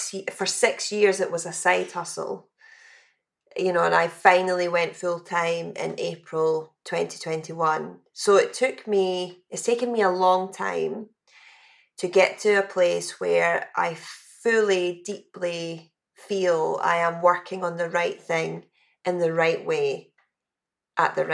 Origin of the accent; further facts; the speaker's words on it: West Coast of Scotland, United Kingdom; growing up in the West Coast of Scotland